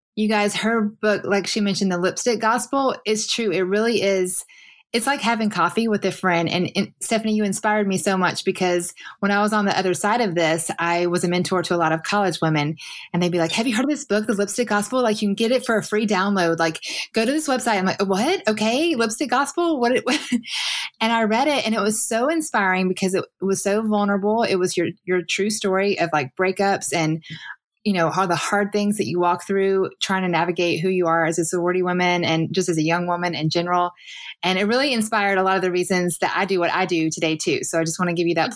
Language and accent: English; the South, United States; for me it was the South